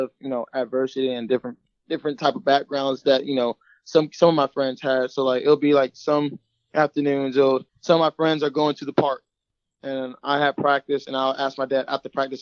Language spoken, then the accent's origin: English; Chesapeake, Virginia, United States; moved away as an adult; also born or lived in Florida; I grew up in South Chesapeake, Virginia